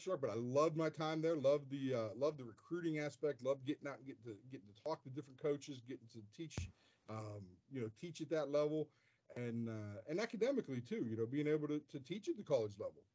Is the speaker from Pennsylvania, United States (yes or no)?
yes; North Versailles, Pennsylvania, United States; I grew up in Western Pennsylvania, actually. In North Versailles